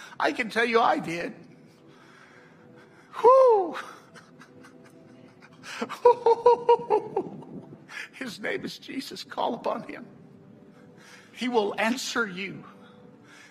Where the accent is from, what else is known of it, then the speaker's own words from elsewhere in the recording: the South, United States; I'm from the South